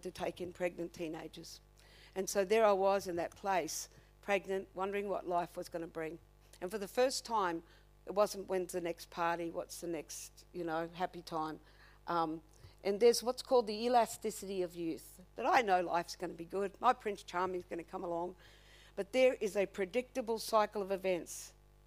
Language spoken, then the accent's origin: English; Redcliffe, Queensland, Australia; I come from Redcliffe